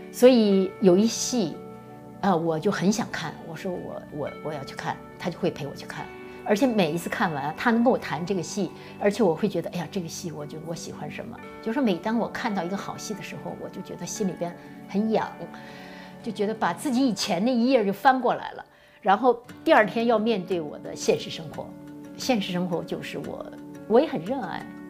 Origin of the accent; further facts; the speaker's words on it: Northeast China, China; accent: Northeastern dialect; moved away as an adult; also born or lived in Shanghai; now in Los Angeles, United States; 用我们东北话说